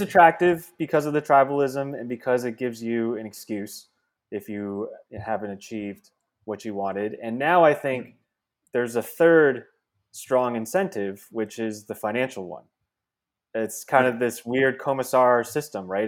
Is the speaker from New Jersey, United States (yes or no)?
yes; New Jersey, United States; also born or lived in Bronx, New York; spent a few years there in New York and then moved out to Jersey where I grew up